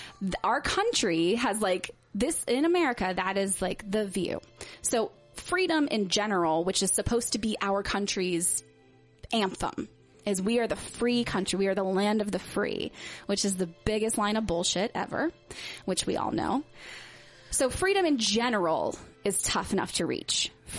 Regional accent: West Virginia, United States; And I grew up, I moved all over the place, but essentially I grew up in West Virginia in a Baptist church with like no exposure to any culture anywhere.

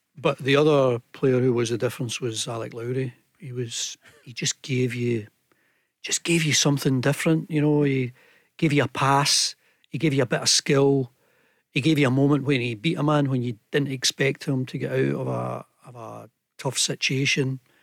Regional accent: Scotland, United Kingdom; we in Scotland

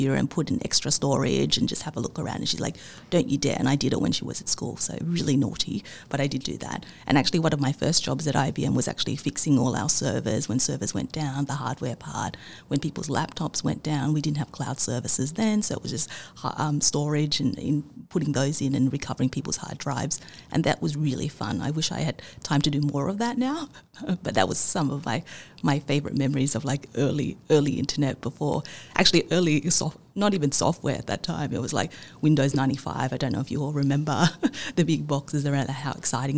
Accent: Sydney, New South Wales, Australia; growing up in Australia in the 80s and 90s

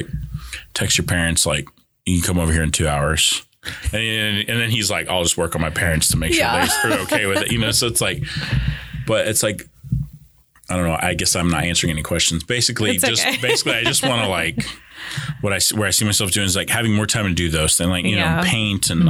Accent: California, United States; moved away; growing up in California

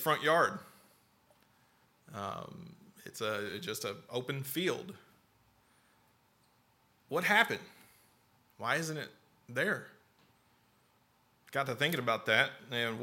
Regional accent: Lexington, Kentucky, United States; also born or lived in North Carolina / Slade, Kentucky; When I was five, we moved here from North Carolina, actually to Lexington

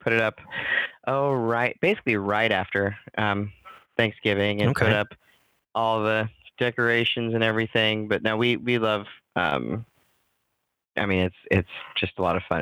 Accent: Kansas, United States; I grew up in Kansas

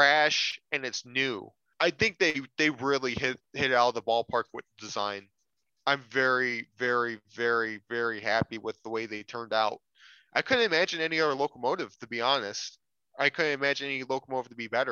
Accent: United States; as an American

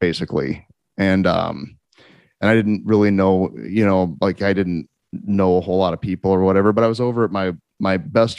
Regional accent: Lincoln, Nebraska, United States; moved away; I'm from Lincoln, and then my family, we moved away, and then I moved back in 1994

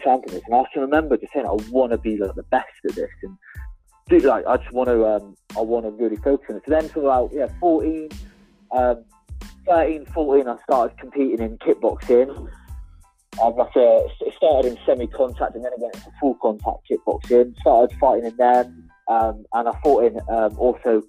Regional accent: Torquay, South West England, United Kingdom; I was born down in Torquay, which is where I live now. I still live down in Torquay, which is down in the southwest.

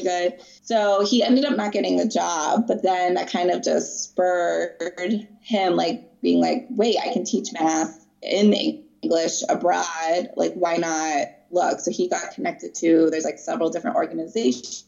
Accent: Pittsburgh, Pennsylvania, United States; moved away as an adult; now in Reykjavik, Iceland; I'm originally from Pittsburgh, Pennsylvania, in the United States.

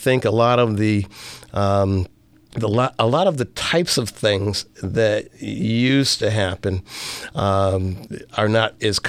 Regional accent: north of Syracuse, upstate New York, United States; I grew up actually in upstate New York, north of Syracuse, New York, kind of an unlikely place, I think, to find myself, more or less in a rural area.

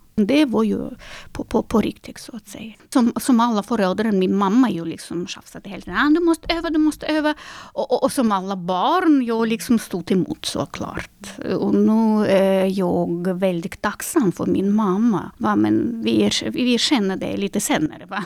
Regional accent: Minsk, Belarus; Swedish is a second language; now in Sweden; Jag är ju född 1982 eh, och då är jag född i Minsk

